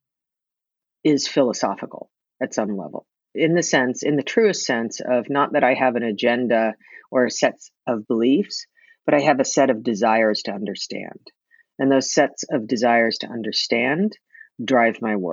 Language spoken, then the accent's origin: English; New York, United States; now in Oregon, United States; I was raised in New York